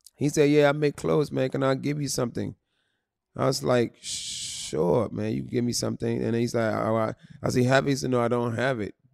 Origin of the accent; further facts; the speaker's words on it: Philadelphia, Pennsylvania, United States; I was raised in Philadelphia.